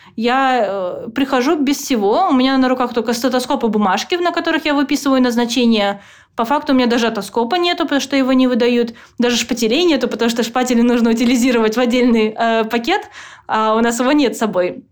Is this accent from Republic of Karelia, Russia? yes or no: yes; Petrozavodsk, Republic of Karelia, Russia; moved away as an adult; now in United States; я просто девочка из Петрозаводска